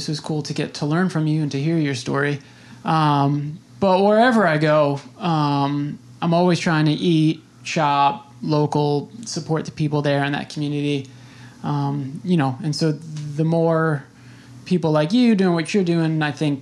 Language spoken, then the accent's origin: English; New York City, New York, United States; I'm from New York City